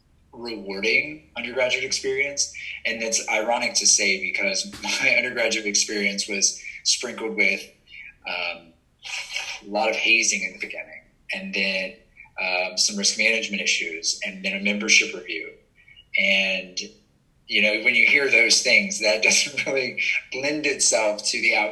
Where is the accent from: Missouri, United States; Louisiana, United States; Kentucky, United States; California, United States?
Louisiana, United States; Baton Rouge; growing up in Baton Rouge in a college town